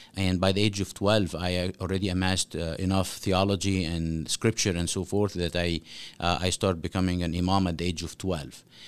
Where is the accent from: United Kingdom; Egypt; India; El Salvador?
Egypt; Cairo, Cairo Governorate; now in Omaha, United States; I grew up in Cairo, Egypt